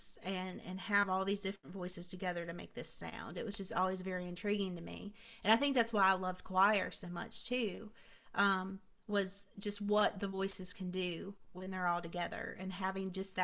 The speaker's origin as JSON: {"language": "English", "town": "Hickory", "region": "North Carolina", "country": "United States", "tie": "born or raised there", "also_born_or_lived": "Vale, North Carolina", "said": "I'm from Vail, North Carolina, which I grew up in Hickory, so Vail's like 30 minutes away"}